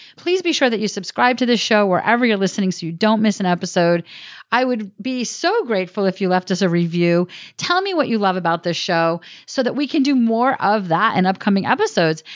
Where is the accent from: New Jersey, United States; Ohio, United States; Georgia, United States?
New Jersey, United States; I am from New Jersey